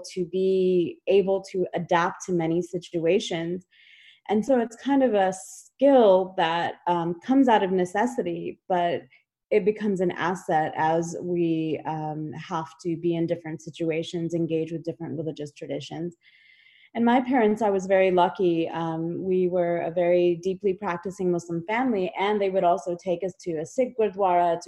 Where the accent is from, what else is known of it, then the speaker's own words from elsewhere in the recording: United States; also born or lived in Kashmir; I immigrated to the United States when I was 3 years old